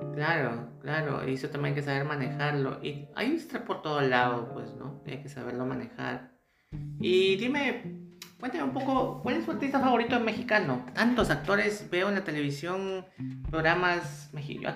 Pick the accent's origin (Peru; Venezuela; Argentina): Peru